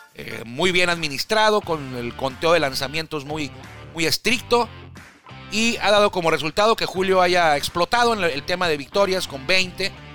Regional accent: Tijuana, Baja California, Mexico; yo soy de Tijuana

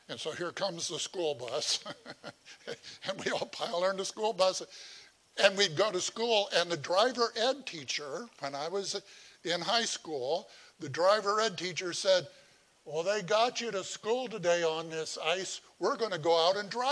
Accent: Indiana, United States; moved away; I'm from Indiana

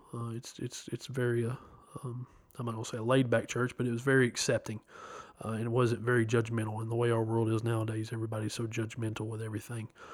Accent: Chattanooga, Tennessee, United States; I'm from Chattanooga, Tennessee born April 16th, 1986.

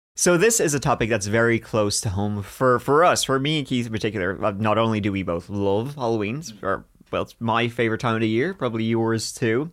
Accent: Ireland; We're both Irish

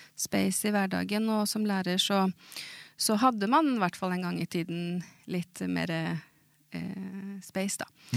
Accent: Moss, Østfold, Norway; Swedish is a second language; jag är född i Moss och där har jag vuxit upp

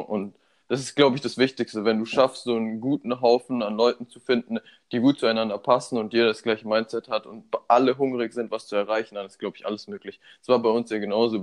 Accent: Munich, Bavaria, Germany; moved away as an adult; now in Berlin, Germany; Ich bin 24 Jahre alt, bin hier in München geboren

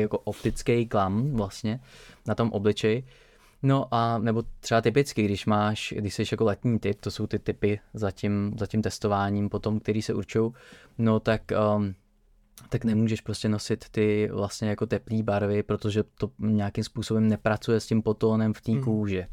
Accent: Czechia; jako Češi

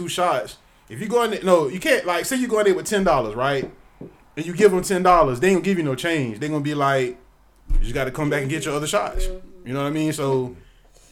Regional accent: Georgia, United States; I'm from Georgia

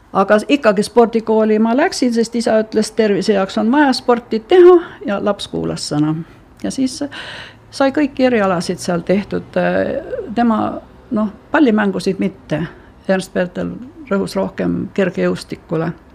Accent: Helme Parish, Valga County, Estonia; also born or lived in Tõrva; mina sündisin muidu Valga linnas, aga tegelikult elas meie pere maal Helme vallas ja Piku talus.

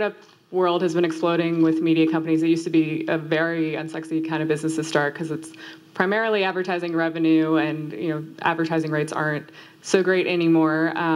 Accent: Arlington, Virginia, United States; also born or lived in Syracuse, New York; now in Hoboken, United States; I'm from Northern Virginia

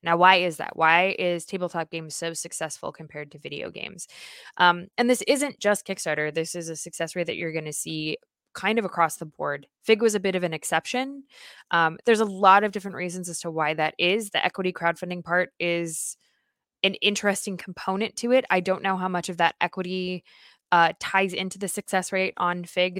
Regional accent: United States; as an American

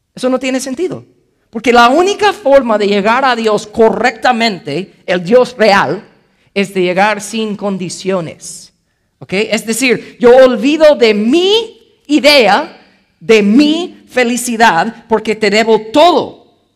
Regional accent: United States; first language English; Spanish is a second language; moved away; yo soy gringo, ¿ok? Entonces mi primer idioma es inglés.

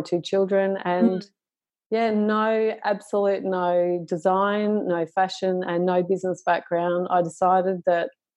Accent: Shepparton, Victoria, Australia; I was born in Shepparton in regional Victoria

